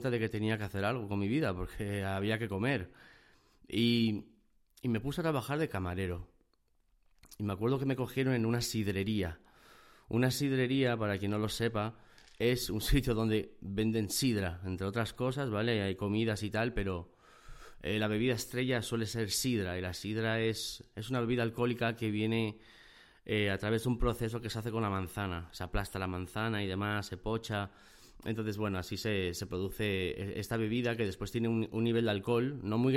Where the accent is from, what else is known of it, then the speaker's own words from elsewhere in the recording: Gijón, Asturias, Spain; born there; moved away as an adult; Y estaba en Gijón, Gijón, Asturias, es donde yo nací. Es una zona del norte de España, es una zona costera, tiene playas, muy bonito, el tiempo no acompaña